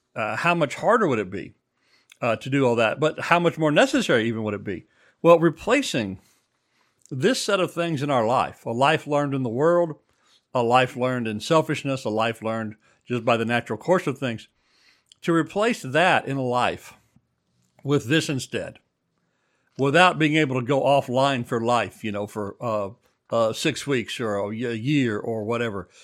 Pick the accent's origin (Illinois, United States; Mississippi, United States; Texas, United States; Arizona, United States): Texas, United States; moved away; I grew up in Texas